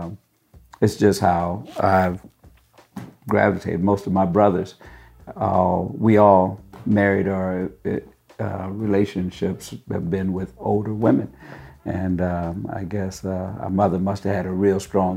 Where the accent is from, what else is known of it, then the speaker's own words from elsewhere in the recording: San Francisco, California, United States; I'm from San Francisco originally